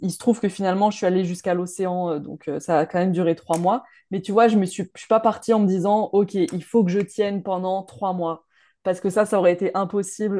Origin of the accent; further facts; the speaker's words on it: Montpellier, Occitania, France; Je viens de Montpellier